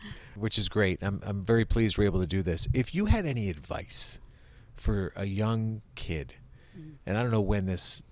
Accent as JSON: {"language": "English", "region": "Connecticut", "country": "United States", "tie": "born or raised there", "moved": "as an adult", "lives_now": "Westwood, United States", "said": "I grew up in Connecticut"}